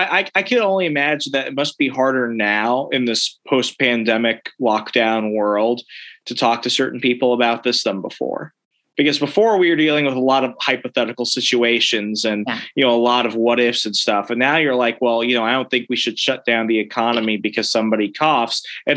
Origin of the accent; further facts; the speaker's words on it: Sierra Vista, Arizona, United States; I'm from Sierra Vista. You could cook an egg on the sidewalk.